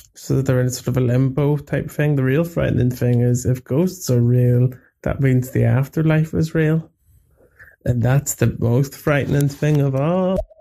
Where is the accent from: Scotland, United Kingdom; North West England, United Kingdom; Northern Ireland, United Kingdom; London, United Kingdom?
Northern Ireland, United Kingdom; Belfast; I'm from Belfast in Ireland.